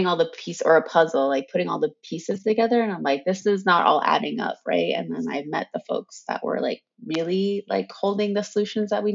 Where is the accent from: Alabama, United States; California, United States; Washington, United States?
California, United States; Southern; also born or lived in Arizona; growing up in Irvine and in Hacienda Heights, like I was really lucky that my parents decided to stay there or come back to Southern California